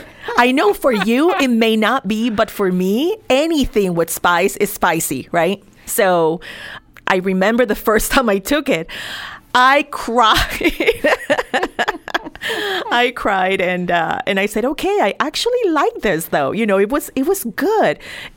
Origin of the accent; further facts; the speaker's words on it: Milwaukee, Wisconsin, United States; So when you, for example, in my case, I came from Milwaukee, Wisconsin, right?